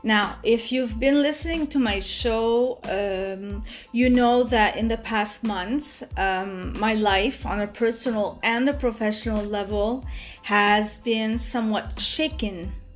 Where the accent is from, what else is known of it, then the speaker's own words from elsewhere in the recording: Montreal, Quebec, Canada; now in Montreal, Canada; I come from the West End of Montreal. And like I said, I moved to the East End at the complete opposite